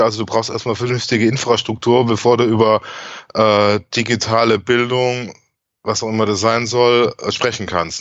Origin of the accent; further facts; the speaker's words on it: Germany; bei uns in Deutschland